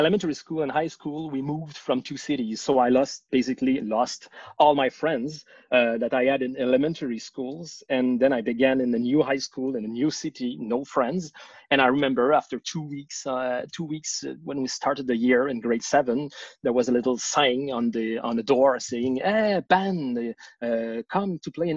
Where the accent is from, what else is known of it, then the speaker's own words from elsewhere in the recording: Laval, Quebec, Canada; also born or lived in Saint-Jérôme, Quebec; now in Montreal, Canada; I was born in Laval, which is a city on the north shore of Montreal, where I did my elementary school, and then we moved to Saint-Jérôme, which is up north, even like 40 kilometers up north of Montreal, where I did my high school